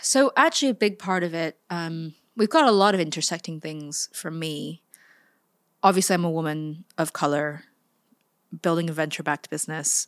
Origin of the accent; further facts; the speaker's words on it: Silicon Valley, California, United States; now in London, United Kingdom; born and raised in the Silicon Valley in a tiny town south of San Francisco